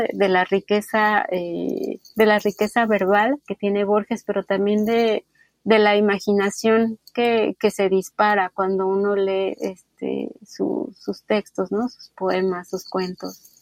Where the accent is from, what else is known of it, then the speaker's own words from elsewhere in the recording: Naucalpan, State of Mexico, Mexico; Yo crecí en el Estado de México, en Naucalpan